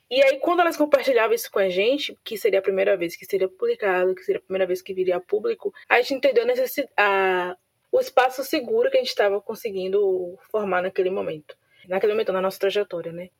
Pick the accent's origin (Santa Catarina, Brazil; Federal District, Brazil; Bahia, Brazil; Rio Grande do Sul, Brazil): Bahia, Brazil; Santo Amaro; eu sou de Santo Amaro, não sou de Salvador